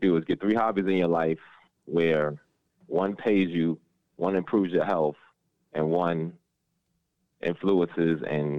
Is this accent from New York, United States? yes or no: yes; New York City, New York, United States; now in Baltimore, United States; because I am … from the Bronx.